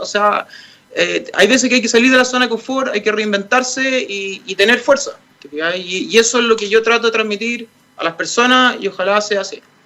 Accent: Santiago, Santiago Metropolitan Region, Chile; yo nací en Las Condes, he vivido en Las Condes

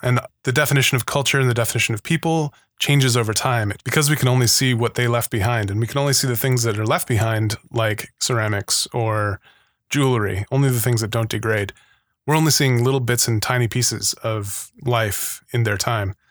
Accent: Arizona, United States; Growing up in Arizona and being taken to a lot of museums

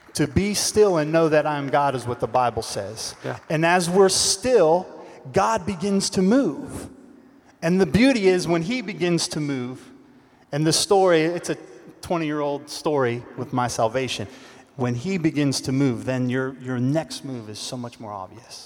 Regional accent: Los Angeles, California, United States; Los Angeles, California.

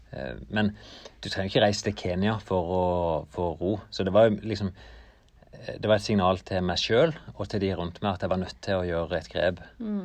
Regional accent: Norway; jeg kom fra Norge

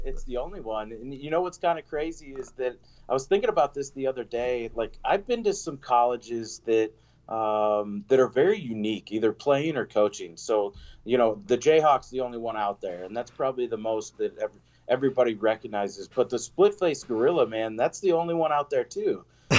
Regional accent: Lawrence, Kansas, United States; I'm born and raised in Lawrence, and basically my whole family went to KU.

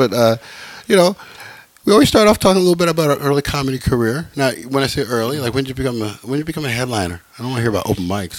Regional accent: Los Angeles, California, United States; moved away; it's LA, where I'm from, California

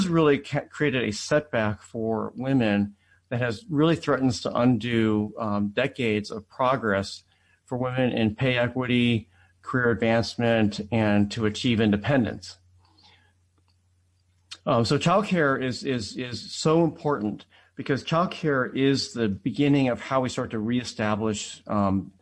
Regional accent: Akron, Ohio, United States; also born or lived in Atlanta, Georgia; I was born in Jim Crow Atlanta and grew up in an all-white school district in Akron, Ohio

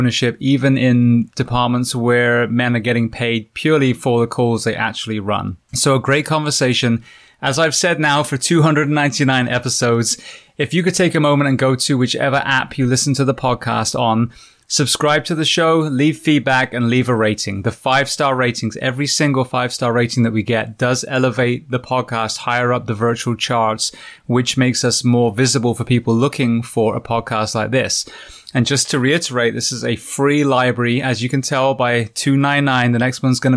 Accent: Bath, South West England, United Kingdom; we grew up in Bath

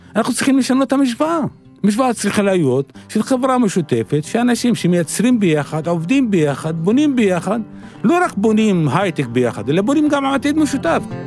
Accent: Arraba, Northern District, Israel; אני מגיע מעראבה, בגליל, נשוי ואב לארבעה

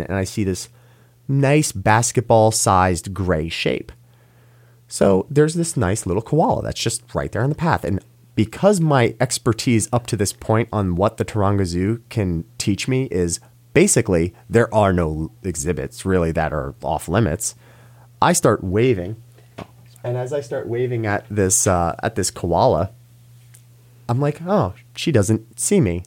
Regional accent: New York, United States; as a New Yorker

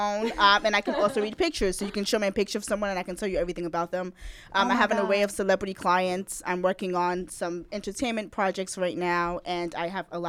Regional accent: New York City, New York, United States; also born or lived in Brooklyn; I was actually born in Brooklyn, but raised in Queens.

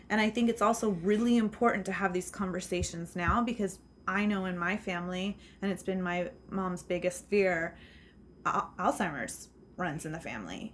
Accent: Seattle, Washington, United States; And I grew up in Seattle

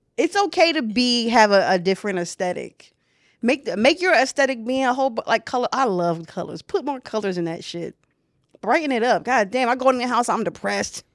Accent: United States; first language English; I'm an American

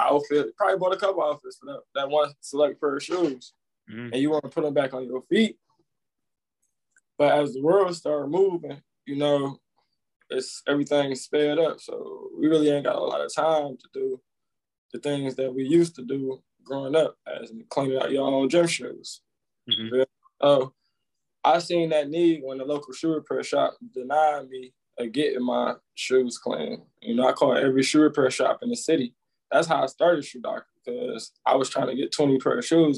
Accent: Highland Park, Michigan, United States; born and raised Highland Park, Michigan

